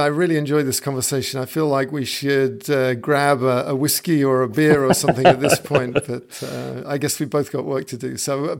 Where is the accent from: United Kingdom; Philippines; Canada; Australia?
United Kingdom; London; moved away as an adult; also born or lived in San Francisco, United States / Coventry, England; now in San Diego, United States; Then we moved down to London, which is a little warmer and there's got a little bit more going on. So I kind of consider myself as a Londoner, but I love America as well.